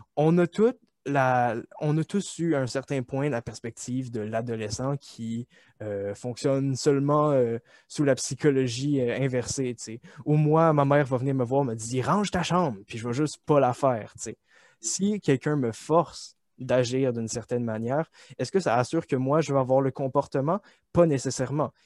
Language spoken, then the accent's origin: French; Quebec, Canada; nous épanouir en tant que Québécois